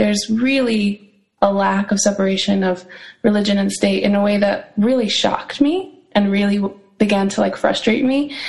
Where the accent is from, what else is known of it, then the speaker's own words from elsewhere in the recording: New York, United States; moved away as an adult; now in Jerusalem, Israel; I'm originally from New York, from Rockaway, New York. And I've been living here in Jerusalem for 5 years.